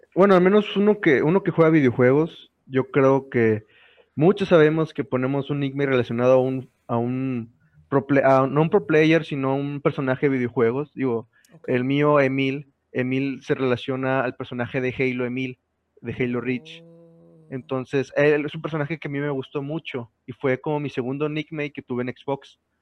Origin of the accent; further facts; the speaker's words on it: San Nicolás de los Garza, Nuevo León, Mexico; yo iba en ese momento en la secundaria técnica 55, allá por las puentes, en San Nicolás, aquí en Nuevo León